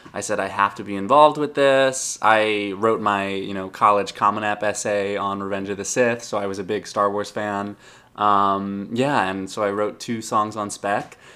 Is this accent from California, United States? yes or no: no; Long Island, New York, United States; I grew up on Long Island